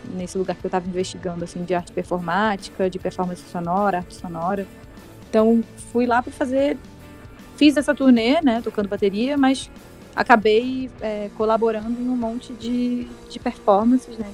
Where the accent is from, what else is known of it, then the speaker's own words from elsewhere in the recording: Brazil; moved away as an adult; Eu sou brasileiro